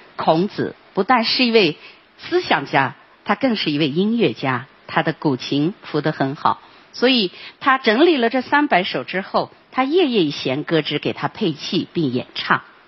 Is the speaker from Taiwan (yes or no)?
no; Lanzhou, Gansu, China; 我们兰州人都在黄河边可以见到